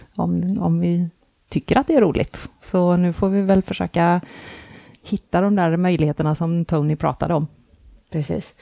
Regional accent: Gothenburg, Västra Götaland, Sweden; jag är från Göteborg

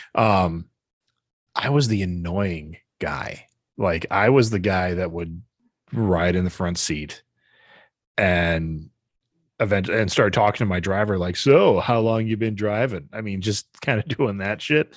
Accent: Wisconsin, United States; We're from Wisconsin

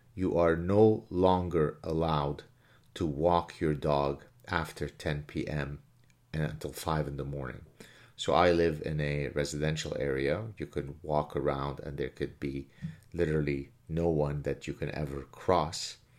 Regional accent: Lebanon; now in Quebec, Canada; I grew up in the Lebanese Civil War

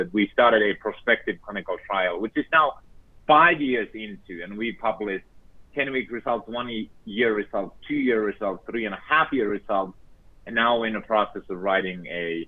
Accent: Finland; moved away; I was born and raised in Finland

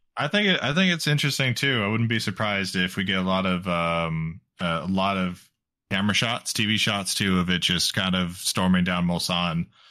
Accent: United States; as an American

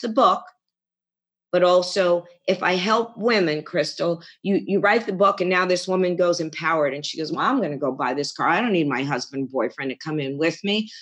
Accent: Garden City, New York, United States; moved away as an adult; also born or lived in Queens, New York / Lake Mahopac, New York; now in Phoenix, United States; I was born in Queens, New York, Whitestone, and then moved to Long Island, Garden City. And then from there, I pretty much stayed in Nassau County

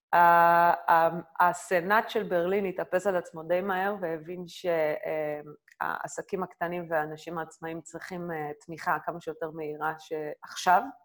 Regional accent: Israel; moved away as an adult; now in Berlin, Germany; אני ישראלית, אני, אני גאה בישראליות שלי

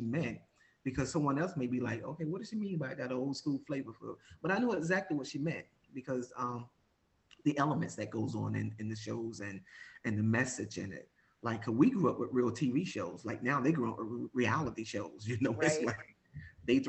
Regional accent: Jersey City, New Jersey, United States; I'm from Jersey City

